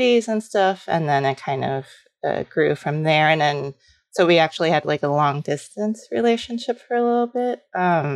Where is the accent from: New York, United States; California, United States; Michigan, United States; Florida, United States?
New York, United States; New York City; moved away as an adult; also born or lived in Los Angeles; I'm from New York City, but, I lived in LA after college